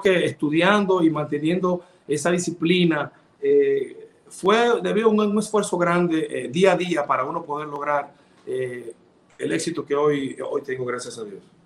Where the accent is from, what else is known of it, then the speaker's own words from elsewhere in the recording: Sabaneta, Santiago Rodríguez, Dominican Republic; now in Santiago de los Caballeros, Dominican Republic; soy de Santiago Rodríguez, Sabaneta, orgullosamente